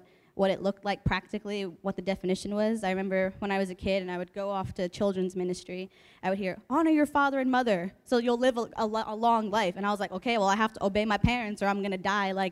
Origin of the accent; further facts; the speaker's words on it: Hazlet, New Jersey, United States; moved away as an adult; now in California, United States; I grew up in Hazlitt for most of my life